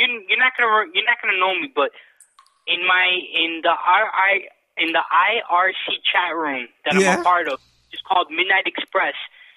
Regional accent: New York City, New York, United States; I'm the guy from the Bronx

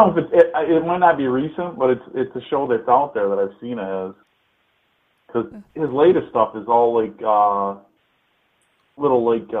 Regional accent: Michigan, United States; Being from Michigan and like being right across the border from Ontario

